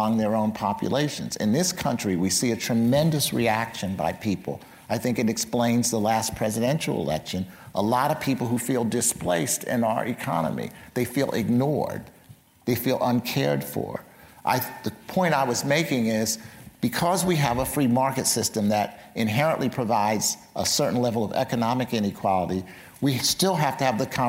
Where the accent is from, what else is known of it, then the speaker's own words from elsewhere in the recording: Philadelphia, Pennsylvania, United States; my hometown of Philadelphia